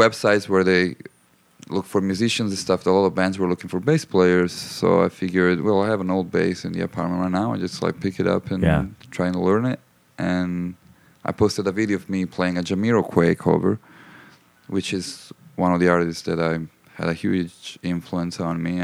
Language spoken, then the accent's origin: English; Sicily, Italy; now in Los Angeles, United States; I'm from Italy.